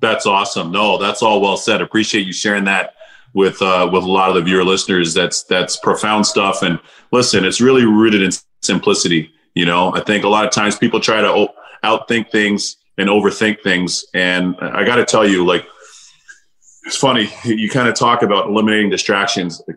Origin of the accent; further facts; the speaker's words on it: Toronto, Ontario, Canada; also born or lived in Barbados; growing up in Canada, specifically in Toronto